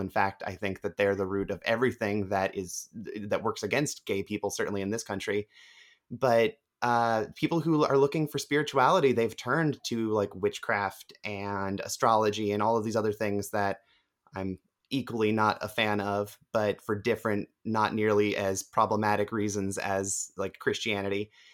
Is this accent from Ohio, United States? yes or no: yes; Ohio, United States; I'm from Ohio